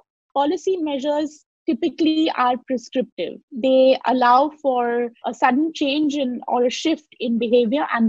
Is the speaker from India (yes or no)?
yes; Lucknow, Uttar Pradesh, India; I grew up in Lucknow